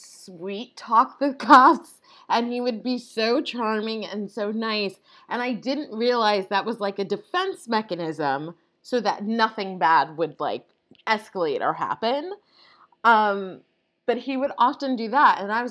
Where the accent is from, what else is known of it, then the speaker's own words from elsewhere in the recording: Long Island, New York, United States; I grew up on Long Island